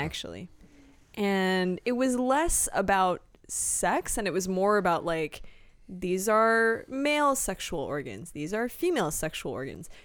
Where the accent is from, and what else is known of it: Canada; born or raised there; moved away